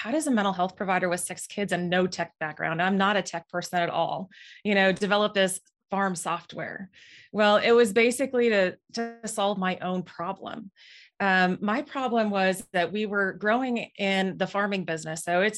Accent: Moorhead, Minnesota, United States; moved away as an adult; now in Nebraska, United States; So originally, I'm from Moorhead, Minnesota. I came down to Nebraska to attend college at UNL.

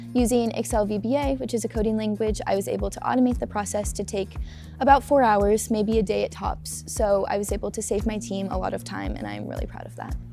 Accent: St. Louis, Missouri, United States; moved away as an adult; now in Lincoln, United States; I'm from St. Louis, Missouri

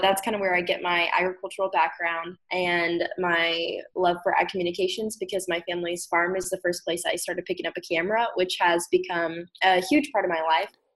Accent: Fullerton, Nebraska, United States; I grew up in Fullerton, Nebraska, which is a small town in east central Nebraska

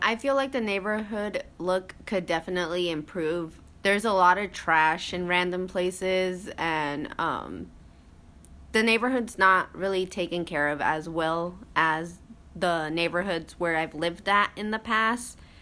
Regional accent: Lexington, Nebraska, United States; moved away as an adult; now in Lincoln, United States; I am originally from Lexington, Nebraska, which is about two and a half hours away from Lincoln.

